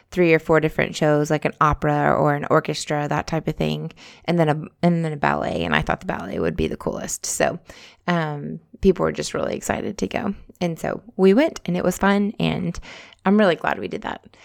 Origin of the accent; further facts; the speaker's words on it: United States; So, like, we know people who live in Germany, but we're all from the States.